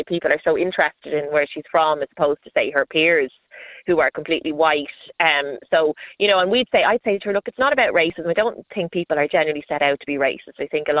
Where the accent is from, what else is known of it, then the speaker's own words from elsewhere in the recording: Dublin, Leinster, Ireland; Yeah, hi. Yeah, I'm Irish. I'm from Dublin, and my husband is Ghanaian. So we've two mixed race kids.